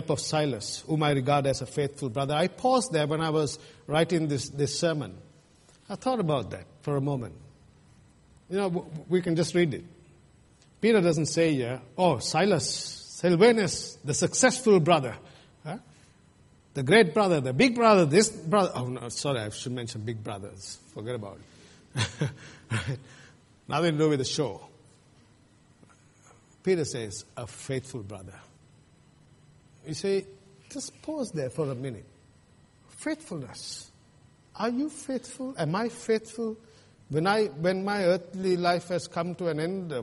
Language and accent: English; Sri Lanka; moved away; Where I come from Sri Lanka